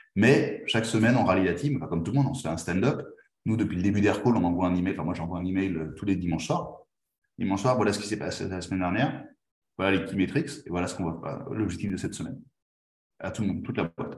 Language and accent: French; France; moved away as an adult; now in Spain; je suis français, même si je suis espagnol d'adoption maintenant, j'habite en Espagne